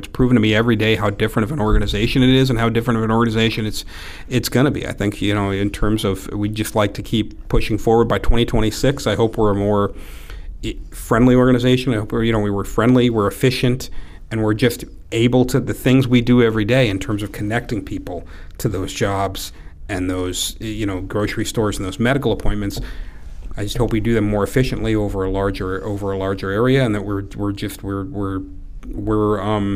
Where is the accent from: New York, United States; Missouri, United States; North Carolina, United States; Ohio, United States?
Ohio, United States; Tiffin; also born or lived in Bellefontaine, Ohio / Chicago; now in Toledo, United States; I did most of my growing up in Tiffin. That's where I went to high school and college at.